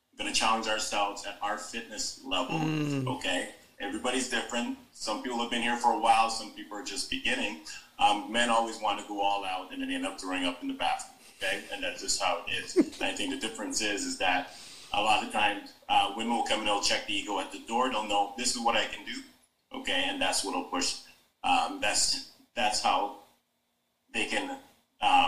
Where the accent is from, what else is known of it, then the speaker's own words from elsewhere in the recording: Jamaica; as a Jamaican, a strong Jamaican man